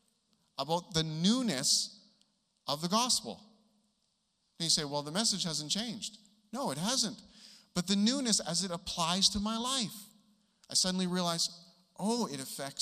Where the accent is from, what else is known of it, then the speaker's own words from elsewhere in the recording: Manitoba, Canada; also born or lived in Vancouver, British Columbia; I was born in Vancouver and raised in Manitoba